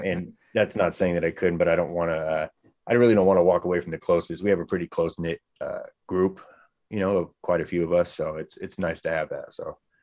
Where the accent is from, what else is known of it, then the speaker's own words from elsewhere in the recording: Bay Area, California, United States; now in Sacramento, United States; I'm a little bit outside of Sacramento. I'm originally from the Bay Area.